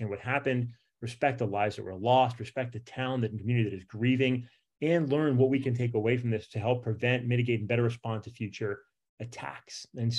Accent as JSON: {"language": "English", "region": "Virginia", "country": "United States", "tie": "born or raised there", "said": "in my home state here in Virginia"}